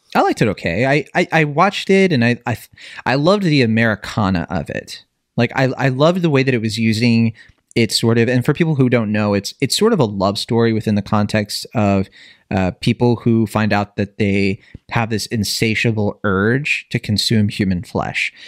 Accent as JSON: {"language": "English", "region": "Virginia", "country": "United States", "tie": "born or raised there", "said": "I grew up in Virginia"}